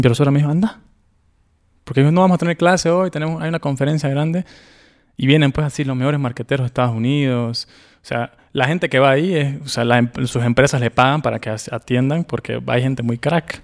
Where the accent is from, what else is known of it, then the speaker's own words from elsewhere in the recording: Bolivia; moved away; yo vengo de un país, yo soy de Bolivia